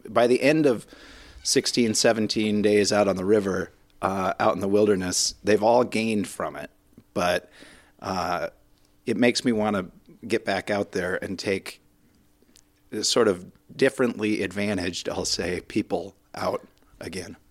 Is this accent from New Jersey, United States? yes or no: no; Minnesota, United States; being so Minnesotan